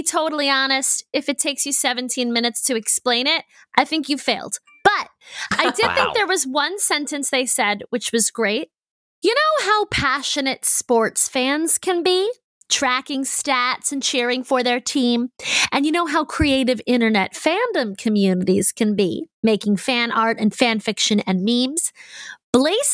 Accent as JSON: {"language": "English", "town": "Baltimore", "region": "Maryland", "country": "United States", "said": "I'm from Baltimore"}